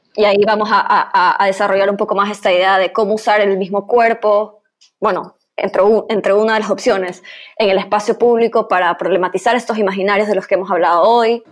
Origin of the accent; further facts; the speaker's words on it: Guayaquil, Guayas, Ecuador; como guayaquileña